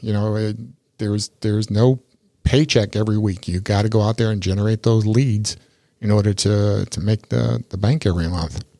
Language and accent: English; New York, United States; also born or lived in Tampa Bay area, Florida; now in Tampa Bay, United States; I grew up in New York, and I, I've been here since sixty-eight